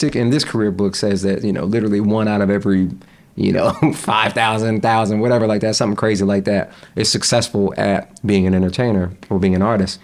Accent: North Carolina, United States; also born or lived in Jamaica, Queens, New York; I grew up in North Carolina. I moved to North Carolina when I was 6.

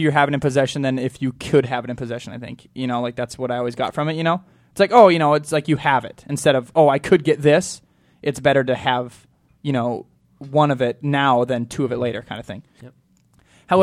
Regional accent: Montana, United States; I'm from Montana

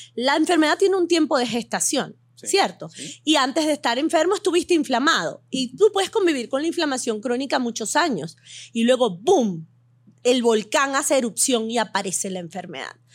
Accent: Venezuela; moved away as an adult; also born or lived in Beirut, Lebanon / United States; now in Miami, United States; Nací en Beirut, Líbano. Me mudé a Venezuela a los 40 días.

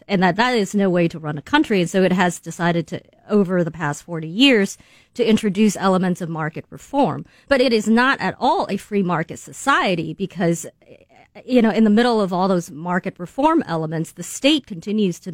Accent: China; moved away; The internet did not exist when I, was growing up in China

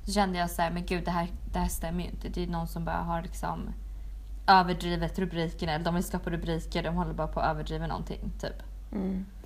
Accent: Skåne, Sweden; Skåne, jag är från

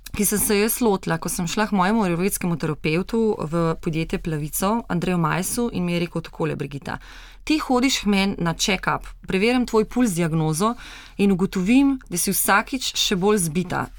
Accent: Slovenia; Slovenci smo

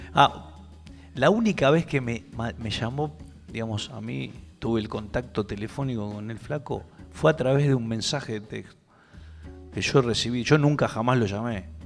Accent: Buenos Aires, Argentina; yo soy de Urquiza. En nuestro barrio no había, no había músicos

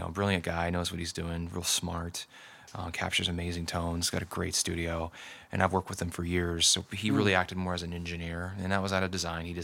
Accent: Ferndale, Washington, United States; now in Seattle, United States; I'm from Ferndale, Washington. I was born and raised up there, and went to high school and college and whatnot up in Whatcom County

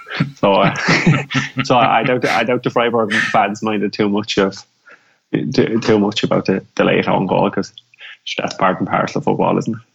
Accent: Ireland; as an Irish person

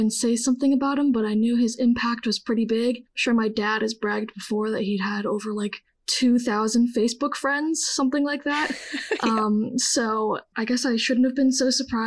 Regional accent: Westchester, New York, United States; moved away as an adult; also born or lived in Pennsylvania; now in West Hartford, United States; I grew up in Westchester, which is where my dad, Al Friedman, currently lives

